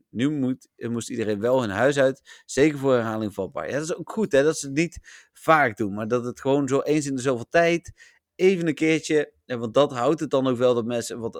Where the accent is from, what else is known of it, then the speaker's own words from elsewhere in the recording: Elburg, Gelderland, Netherlands; born there; Ik ben geboren in Elburg, Melvin. Ik bedoel, heb verder niks met die stad of dat dorp, maar ik ben er geboren.